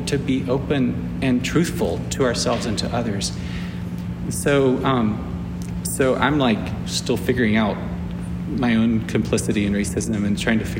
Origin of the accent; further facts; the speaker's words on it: South Carolina, United States; I'm from South Carolina. Both sides of my family are from South Carolina